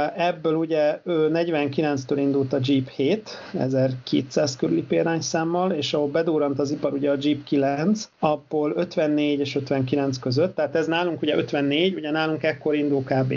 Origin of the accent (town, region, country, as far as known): Hungary